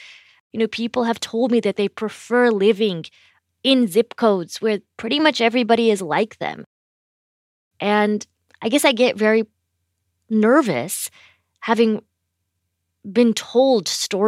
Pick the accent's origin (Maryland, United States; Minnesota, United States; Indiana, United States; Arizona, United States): Indiana, United States; I grew up in Indiana. We were one of the only South Asian families in our town.